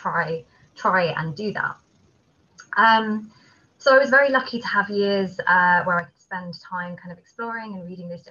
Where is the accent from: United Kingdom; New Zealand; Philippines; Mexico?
United Kingdom; Kent, South East England; I grew up in Kent in England, which is a place with a lot of ancient woodland there